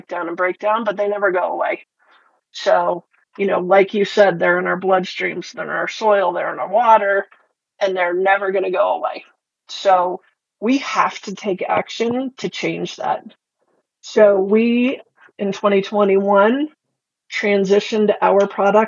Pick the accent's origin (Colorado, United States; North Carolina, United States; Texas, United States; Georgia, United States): Colorado, United States; Boulder; also born or lived in Golden, Colorado; I grew up in Boulder